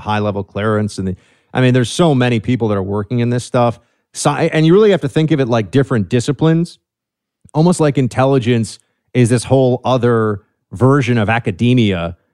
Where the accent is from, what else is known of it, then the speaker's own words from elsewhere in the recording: New York City, New York, United States; I'm from New York City, man. Born and raised here